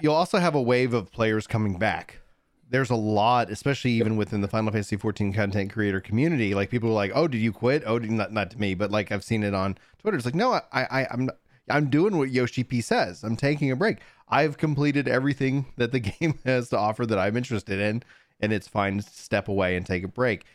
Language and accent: English; East Texas, United States; I, I was born in East Texas